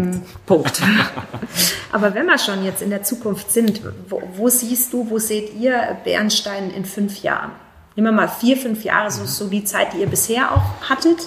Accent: Germany; bei uns in Deutschland

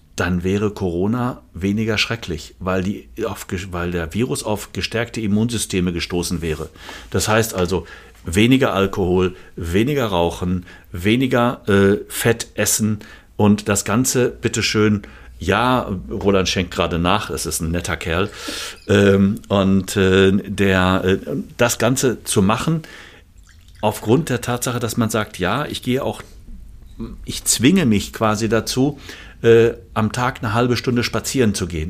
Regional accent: Germany; bei uns in Deutschland

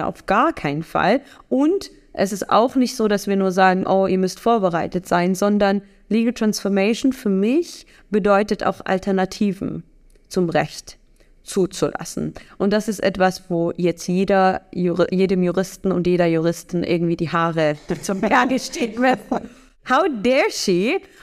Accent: Germany; bei uns in Deutschland

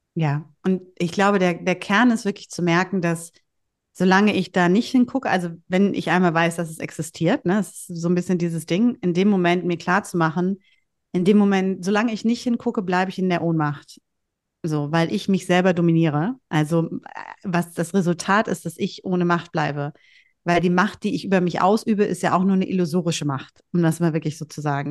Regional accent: Bielefeld, North Rhine-Westphalia, Germany; accent: North German; moved away; also born or lived in Hamburg / Husum; Husum ist die Heimat meiner Armen. Mhm. Und äh, da sind meine Wurzeln sozusagen und geboren bin ich äh, in Bielefeld

